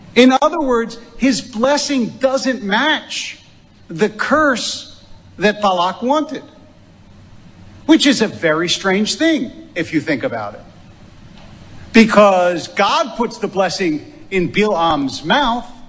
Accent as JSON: {"language": "English", "town": "Philadelphia", "region": "Pennsylvania", "country": "United States", "tie": "born or raised there", "said": "I grew up in Philadelphia"}